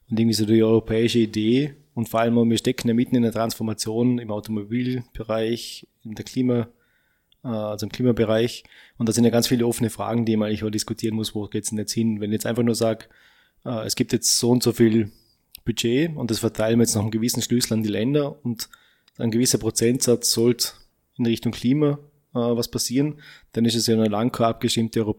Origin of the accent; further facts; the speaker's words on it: Austria; Also bin ich als Österreicher dagegen, dass die das tun.